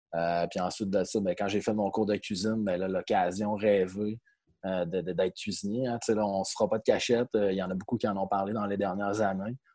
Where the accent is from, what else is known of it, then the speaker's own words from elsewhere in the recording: Magog, Quebec, Canada; also born or lived in Jonquière; je viens de l'Estrie, à Magog plus précisément